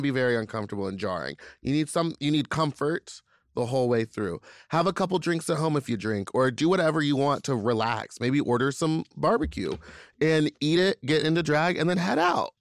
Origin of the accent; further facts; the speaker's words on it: Louisiana, United States; I'm from Louisiana